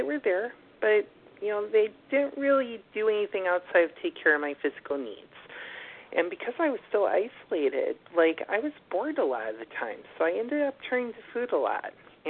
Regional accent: Buffalo, New York, United States; moved away as an adult; now in New York City, United States; And then I moved to New York City from Buffalo in 2011, and I discovered my love of walking

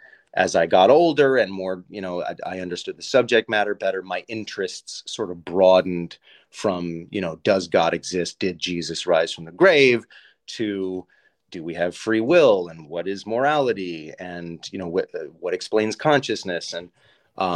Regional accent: Southern California, United States; also born or lived in San Fernando Valley; I grew up in Southern California

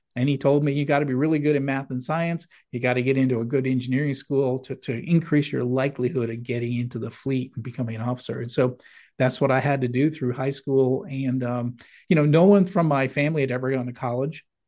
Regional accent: Manchester, New Hampshire, United States; I grew up in New England in, uh, in a town called Manchester, New Hampshire

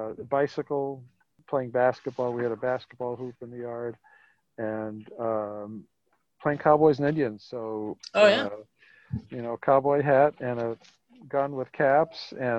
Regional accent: Arecibo, Puerto Rico; also born or lived in San Juan, Puerto Rico; now in Kennebunkport, United States; So I grew up on the island of Puerto Rico, first in the city called Arecibo. And that's about 50 miles west of San Juan, lived there for about 10 years, and then moved to San Juan, lived there for about 5 years.

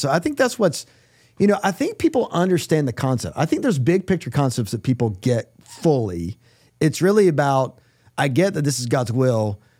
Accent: North Carolina, United States; moved away; you guys know I'm from North Carolina.

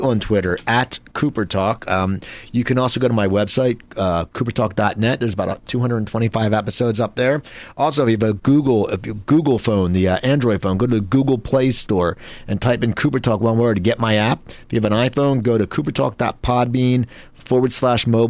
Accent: New Jersey, United States; moved away; we're both from South Jersey

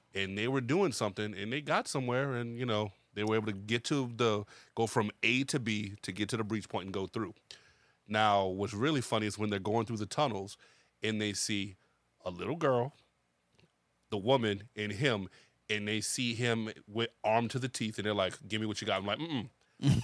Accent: United States; as an American

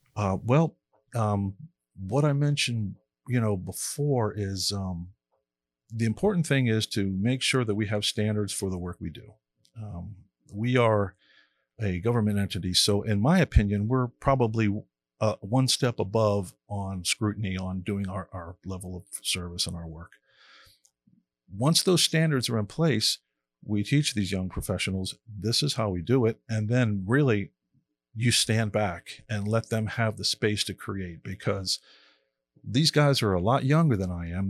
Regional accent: Miami, Florida, United States; I grew up in Miami and, uh, being a beach kid

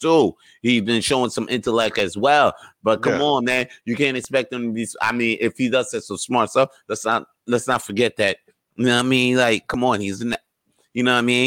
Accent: United States; I grew up in America

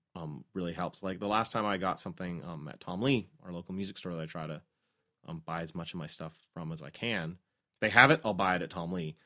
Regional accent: Canada; as a Canadian

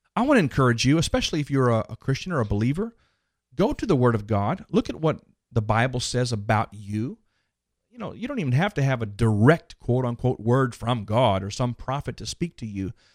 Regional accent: Dallas, Texas, United States; that one's in Dallas, by the way, my hometown

